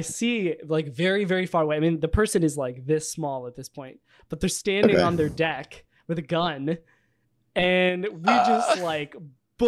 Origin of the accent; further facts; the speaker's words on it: Virginia, United States; I grew up in Virginia